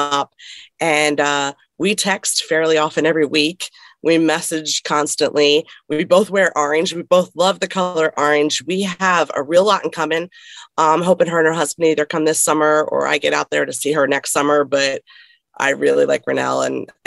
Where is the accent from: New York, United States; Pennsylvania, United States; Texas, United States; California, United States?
Pennsylvania, United States; Philadelphia; moved away; also born or lived in Connecticut; Growing up in Philadelphia, it's a big city, sports market